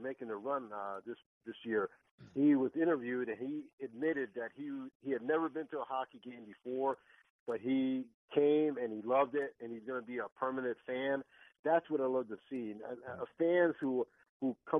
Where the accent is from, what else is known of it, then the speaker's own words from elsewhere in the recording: Northeast, United States; now in Tampa Bay, United States; I grew up in the Northeast